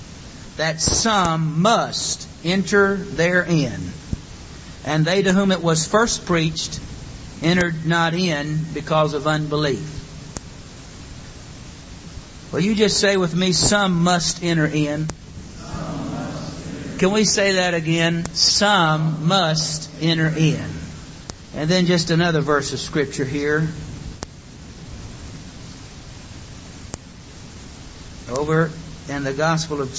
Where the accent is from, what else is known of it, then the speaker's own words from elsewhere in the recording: St. Louis, Missouri, United States; Brother Joe Parker, who we grew up with in St. Louis.